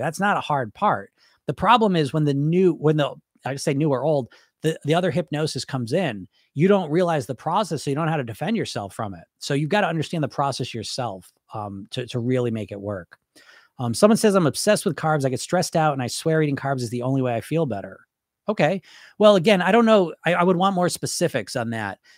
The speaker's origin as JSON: {"language": "English", "country": "United States", "said": "I'm from America"}